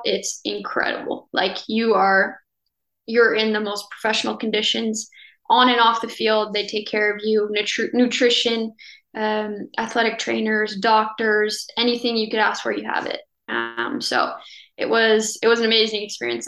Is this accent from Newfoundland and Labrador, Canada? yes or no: no; Cornwall, Ontario, Canada; moved away as an adult; also born or lived in Ottawa, Canada; now in France; I'm actually from Cornwall, Ontario, which okay. is about an hour from Ottawa. It's a little small town.